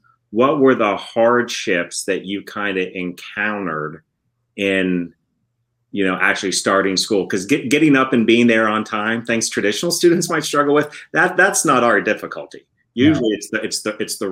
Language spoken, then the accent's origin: English; Appalachia, United States; I'm from Appalachia